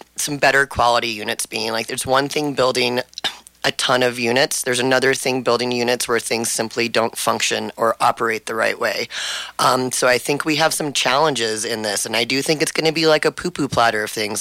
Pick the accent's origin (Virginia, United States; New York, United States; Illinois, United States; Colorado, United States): Colorado, United States; Telluride; the only candidate who was born and raised in Telluride